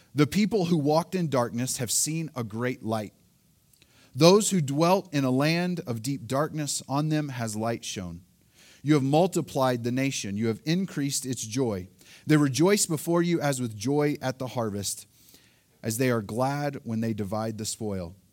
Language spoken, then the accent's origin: English; Oklahoma, United States; now in Colorado, United States; Elaine and I, we are both originally from Oklahoma